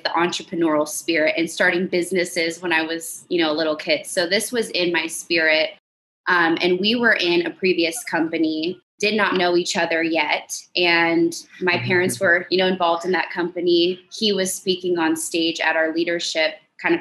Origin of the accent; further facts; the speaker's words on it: Huntington Beach, California, United States; I grew up in Huntington Beach, California